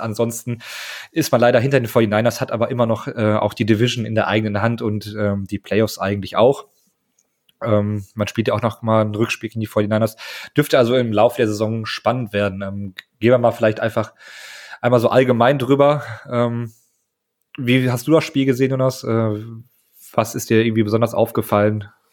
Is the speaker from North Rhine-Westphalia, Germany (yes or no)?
yes; Münster, North Rhine-Westphalia, Germany; ich komme aus Münster